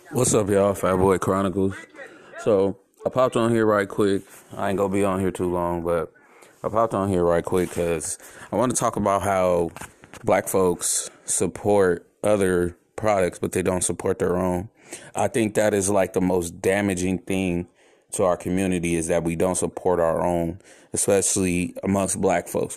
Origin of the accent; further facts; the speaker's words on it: San Francisco, California, United States; also born or lived in Oakland; I grew up in the Bay Area